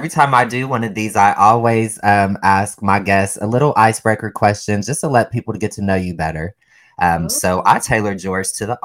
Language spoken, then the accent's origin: English; Ohio, United States; I'm from Ohio